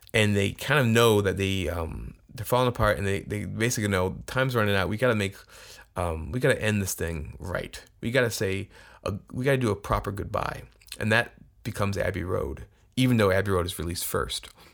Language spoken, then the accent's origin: English; Tucson, Arizona, United States; moved away; I'm from Tucson. At least I grew up there for a long t-, period